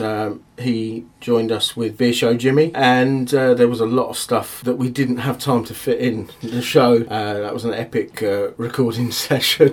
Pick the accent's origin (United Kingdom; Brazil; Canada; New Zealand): United Kingdom; Aylesbury, South East England; Stoke Mandeville, which is part of Aylesbury in Buckinghamshire, which is my hometown